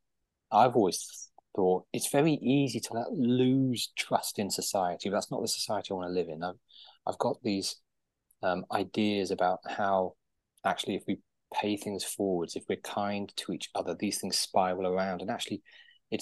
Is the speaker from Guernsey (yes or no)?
yes; Guernsey; I was born and raised in Guernsey, which is an island in the English Channel